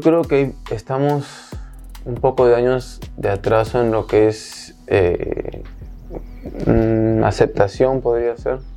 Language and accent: Spanish; Miami, Florida, United States; yo me fui de acá pequeño y crecí en Florida, en Miami.